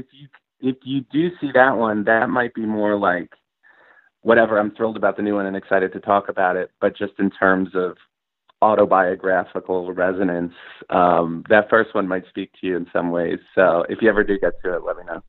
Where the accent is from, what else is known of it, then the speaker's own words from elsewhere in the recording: Bethpage, New York, United States; we grew up in Bethpage